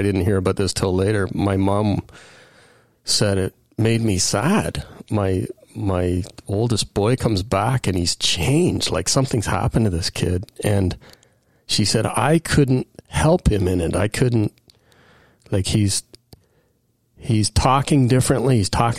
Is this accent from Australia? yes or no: no; Aurora, Ontario, Canada; also born or lived in Kingston / Mississauga / Thornhill / Richmond Hill; I was born in Kingston, but we relocated, I think, by the time I was five to Mississauga. And then we just kept moving further up Highway 11. So Thornhill for 5 years, Richmond Hill for 5 years, Aurora for 10 years, and I graduated high school in Aurora.